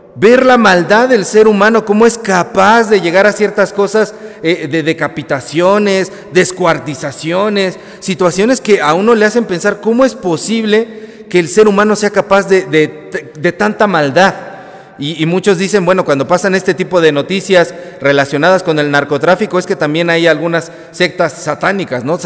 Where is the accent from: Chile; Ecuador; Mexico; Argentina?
Mexico; esos somos los mexicanos